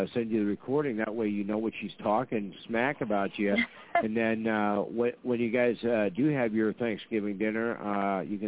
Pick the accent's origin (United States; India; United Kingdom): United States; Fargo, North Dakota; there's a lot of us in Fargo